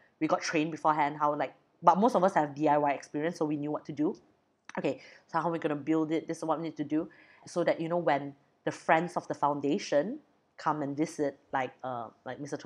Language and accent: English; Brunei; I'm from Brunei.